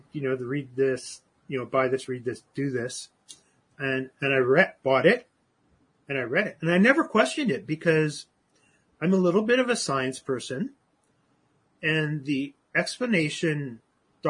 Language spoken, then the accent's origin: English; Canada; I'm Canadian.